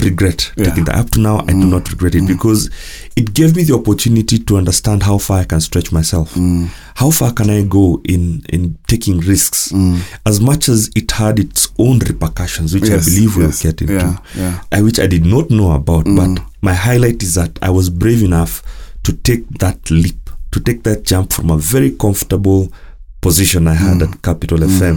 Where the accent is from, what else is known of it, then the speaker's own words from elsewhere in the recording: Nakuru County, Kenya; this is my hometown.